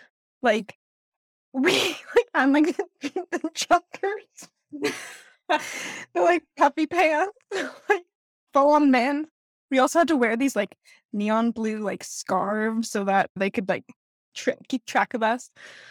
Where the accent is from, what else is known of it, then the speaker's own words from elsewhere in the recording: California, United States; moved away; also born or lived in Georgia / Louisiana; I've never written a book in California, where I like grew up. I guess I did kind of write one in the South, but not in like Georgia or even Louisiana where I've lived.